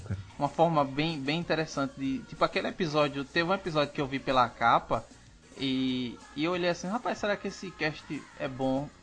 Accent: Northeast Region, Brazil; com o meu sotaque, é? Só porque eu sou não, nordestino

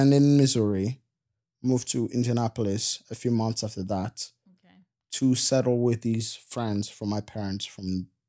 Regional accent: Goma, North Kivu, DR Congo; also born or lived in Bukavu; And so, I was born in Bukavu, which is this town in the eastern part of the Congo. It's right close to Rwanda. And then when I was 10 years old, maybe 9. Okay. I was 9 years old.

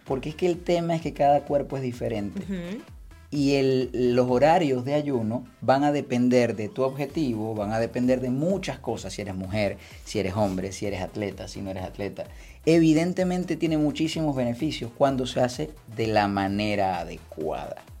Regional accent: Venezuela; also born or lived in Spain; yo soy traumatólogo venezolano

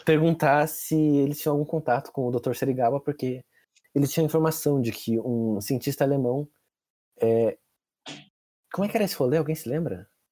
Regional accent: Brazil; a gente é brasileiro

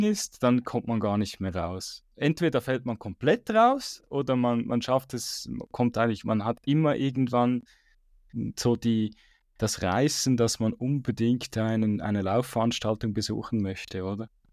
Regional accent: Switzerland; bei uns in der Schweiz

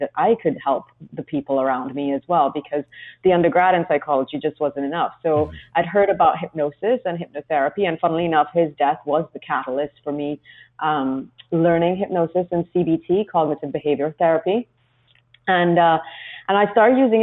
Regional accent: Trinidad & Tobago; now in London, United Kingdom; I grew up in a very small place in the Caribbean called Trinidad

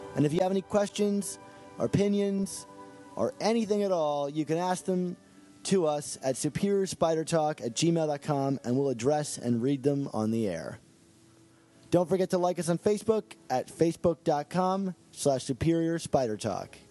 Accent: Baltimore, Maryland, United States; I'm actually from the Baltimore area

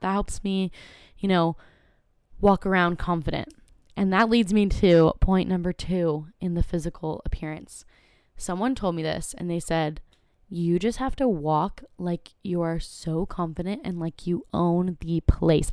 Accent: Carlsbad, California, United States; born or raised there

